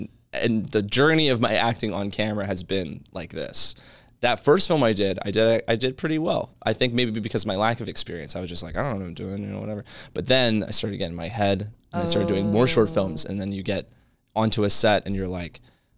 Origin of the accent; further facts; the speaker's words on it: Maryland, United States; So yeah, I'm a boy from Maryland.